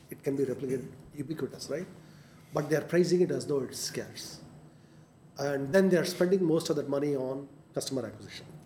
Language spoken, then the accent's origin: English; India; I mean, we are Indian. I mean, we are here.